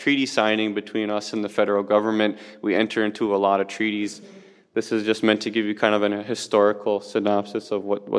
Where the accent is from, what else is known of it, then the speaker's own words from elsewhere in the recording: Bad River, Wisconsin, United States; I come here from Bad River, Wisconsin